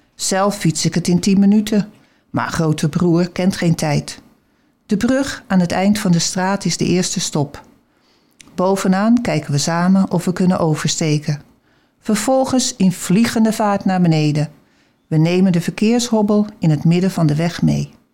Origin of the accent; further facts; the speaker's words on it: Haarlem, North Holland, Netherlands; moved away as an adult; also born or lived in Alkmaar; we kwamen eigenlijk uit Haarlem. Maar in die tijd, in de overloop, konden we een huis kopen in Alkmaar, Huiswaard